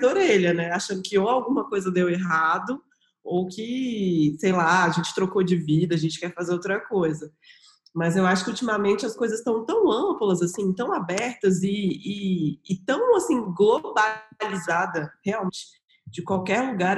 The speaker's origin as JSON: {"language": "Portuguese", "town": "Brasília", "region": "Federal District", "country": "Brazil", "also_born_or_lived": "São Paulo", "moved": "as an adult", "said": "eu voltei para Brasília, que eu sou daqui de Brasília"}